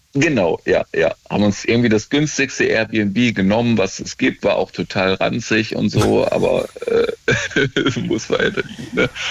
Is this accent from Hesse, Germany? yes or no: yes; near Kassel, Northern Hesse, Germany; moved away as an adult; also born or lived in Dortmund; now in Stuttgart, Germany; eigentlich aus Nordhessen, äh, kennt keiner Nähe von Kassel, aber so eine Kleinstadt